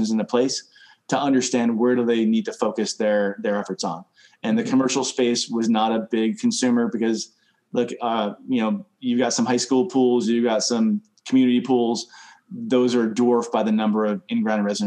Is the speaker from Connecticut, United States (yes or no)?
yes; Connecticut, United States; I come from Connecticut. We had an above ground pool when I was growing up